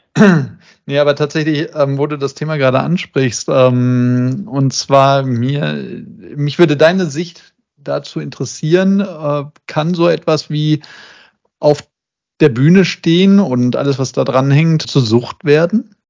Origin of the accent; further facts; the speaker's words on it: Essen, North Rhine-Westphalia, Germany; moved away; in meiner alten Heimat, nämlich in der Zeche Zollverein in Essen